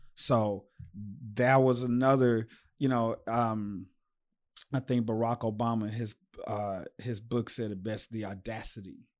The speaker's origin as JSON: {"language": "English", "country": "United States", "said": "I'm from Sunnyside"}